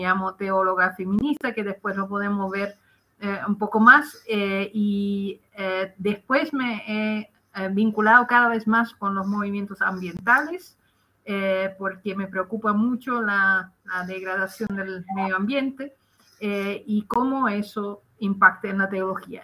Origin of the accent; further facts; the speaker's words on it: Netherlands; Spanish is a second language; moved away as an adult; now in Chile; soy eh, holandesa de origen